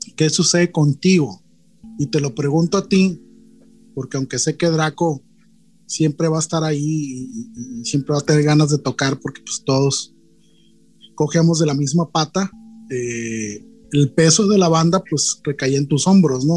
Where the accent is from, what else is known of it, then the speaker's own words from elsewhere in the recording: Culiacán, Sinaloa, Mexico; una banda de la ciudad donde yo nací